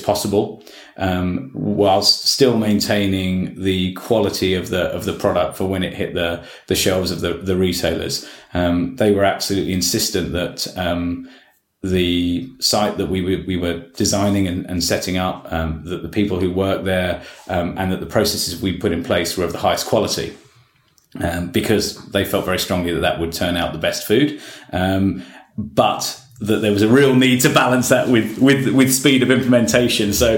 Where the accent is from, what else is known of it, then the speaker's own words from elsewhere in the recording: United Kingdom; accent: British; moved away as an adult; now in Victoria, Australia; you can probably tell from my accent that I'm a Brit.